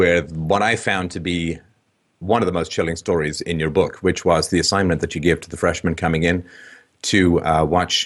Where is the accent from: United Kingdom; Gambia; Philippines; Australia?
United Kingdom; England; I grew up in England